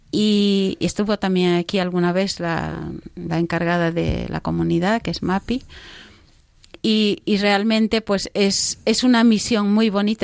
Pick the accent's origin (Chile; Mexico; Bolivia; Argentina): Bolivia; moved away; he estado en Bolivia, en mi país, en la selva